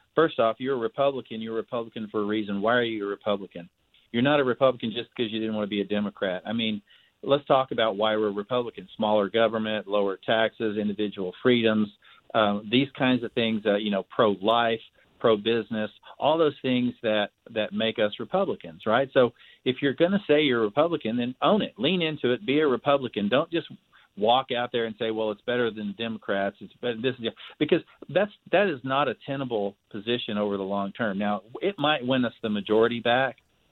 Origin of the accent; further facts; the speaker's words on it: Jonesboro, Arkansas, United States; my hometown of Jonesboro, Arkansas, population 75,000